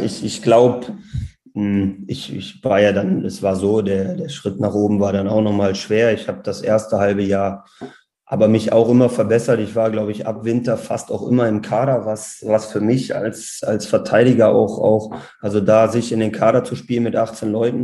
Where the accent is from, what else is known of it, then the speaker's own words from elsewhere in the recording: Wermelskirchen, North Rhine-Westphalia, Germany; moved away as an adult; now in Bayreuth, Germany; Wir sind dann mit meiner Geburt nach Wermelskirchen gezogen. Und ja, da habe ich meine Jugend verbracht